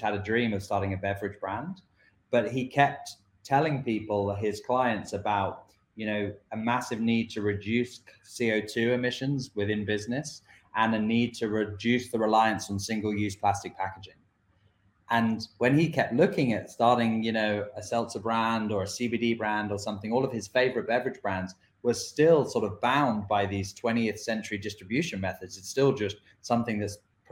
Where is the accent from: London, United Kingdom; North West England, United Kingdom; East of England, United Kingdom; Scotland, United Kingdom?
London, United Kingdom; moved away as an adult; now in Burlington, United States; I'm from the UK, from London.